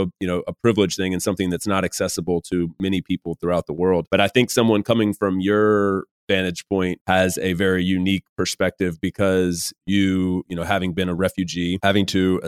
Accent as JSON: {"language": "English", "country": "United States", "moved": "as an adult", "lives_now": "Europe", "said": "I'm an American living over here in Europe"}